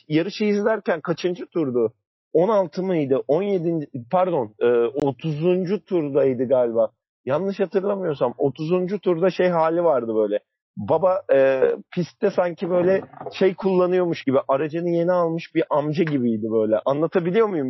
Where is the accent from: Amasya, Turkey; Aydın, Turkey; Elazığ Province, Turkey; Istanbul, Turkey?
Istanbul, Turkey; memleketimiz İstanbul'a geri döneceğiz